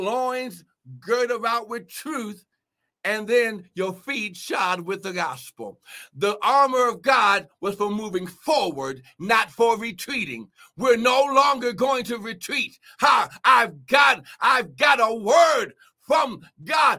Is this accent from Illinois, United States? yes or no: no; Cincinnati, Ohio, United States; I'm from Cincinnati